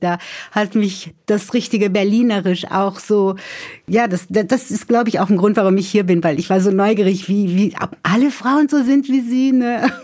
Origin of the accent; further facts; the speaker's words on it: São Paulo, Brazil; first language Portuguese and German; now in Germany; Ich stamme ja aus São Paulo